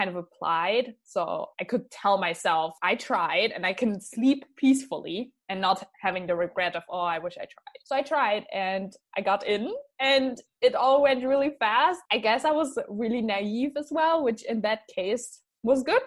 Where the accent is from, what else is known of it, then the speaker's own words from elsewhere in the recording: Germany; moved away as an adult; also born or lived in Canada; now in Scotland, United Kingdom; I am a 21-year-old German small town girl studying abroad in Scotland